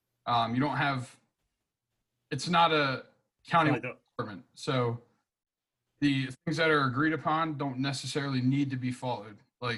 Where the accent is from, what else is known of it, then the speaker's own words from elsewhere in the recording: Westchester, New York, United States; I grew up in Westchester where your driver could be 60 years old, but all he's doing is driving.